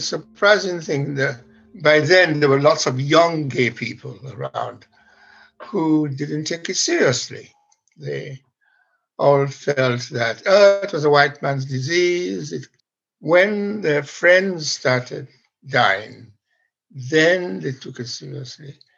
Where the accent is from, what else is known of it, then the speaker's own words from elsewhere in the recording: Sierra Leone; now in London, United Kingdom; I am from Sierra Leone and I went back to do a job there in the broadcasting